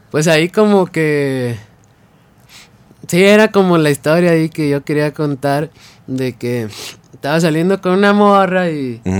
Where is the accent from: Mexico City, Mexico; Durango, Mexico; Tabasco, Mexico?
Durango, Mexico; Mezquital; Se llama el Mezquital Durango.